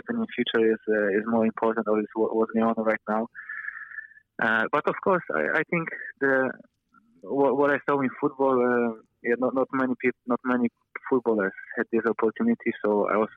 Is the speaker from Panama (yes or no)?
no; Poland; English is a second language; moved away as an adult; now in Wellington, New Zealand; I grew up in Poland